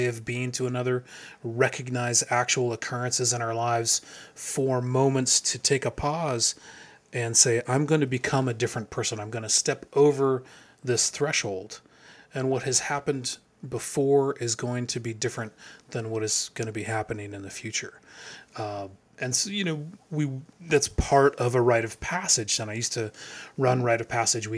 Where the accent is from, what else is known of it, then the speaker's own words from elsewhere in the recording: Arizona, United States; moved away; I grew up in Arizona